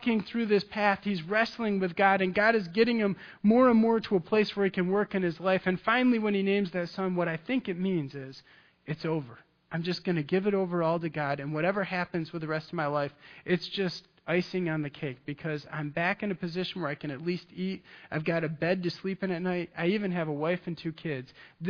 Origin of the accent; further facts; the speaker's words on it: Michigan, United States; I'm from Michigan